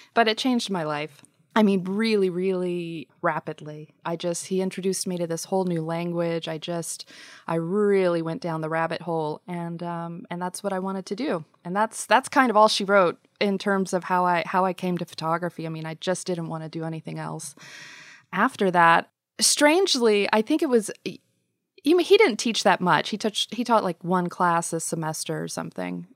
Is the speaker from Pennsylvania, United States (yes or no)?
no; Georgia, United States; moved away as an adult; now in Nashville, United States; I grew up in Georgia, uh, in a small military town.